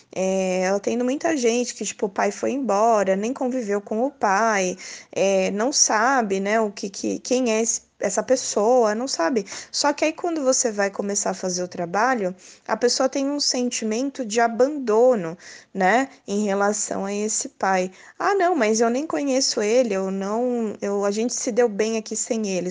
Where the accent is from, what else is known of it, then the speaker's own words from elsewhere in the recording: São Paulo, Brazil; eu sou de São Paulo